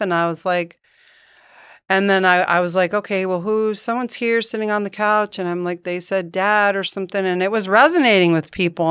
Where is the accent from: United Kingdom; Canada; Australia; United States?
United States; Poughkeepsie, New York; moved away as an adult; also born or lived in Hartford, Connecticut / Virgin Islands; now in Dunedin, United States; I grew up in Poughkeepsie, New York.